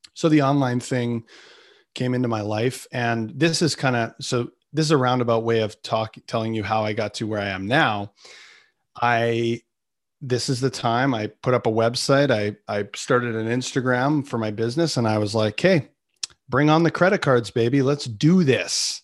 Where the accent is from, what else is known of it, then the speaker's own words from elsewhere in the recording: Canada; I'm Canadian